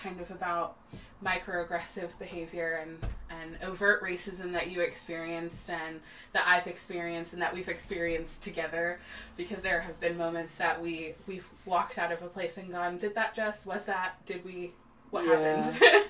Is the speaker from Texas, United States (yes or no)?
yes; Texas, United States; born there; told them that I was born in Texas and how shameful that is.